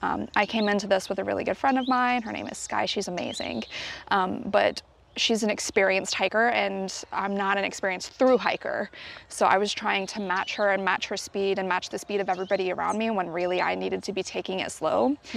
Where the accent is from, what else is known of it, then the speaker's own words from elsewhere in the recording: United States; I am from the United States